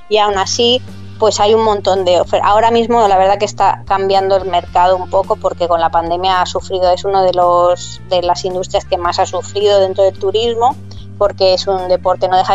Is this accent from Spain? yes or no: yes; Madrid, Community of Madrid, Spain; moved away as an adult; also born or lived in Bahamas / London / Amsterdam; yo soy de Madrid y en Madrid los inviernos son